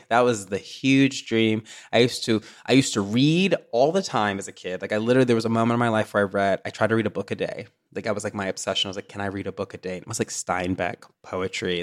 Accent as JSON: {"language": "English", "region": "Tennessee", "country": "United States", "tie": "born or raised there", "also_born_or_lived": "Chicago", "moved": "yes", "lives_now": "Los Angeles, United States", "said": "growing up in the South"}